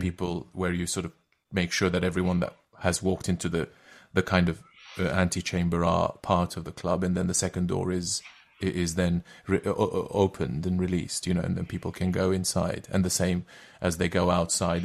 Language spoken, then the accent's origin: English; Istanbul, Turkey; first language Turkish; English is a second language; moved away as an adult; now in London, United Kingdom; originally I'm from Turkey. I, uh, I come from, uh, I grew up in Istanbul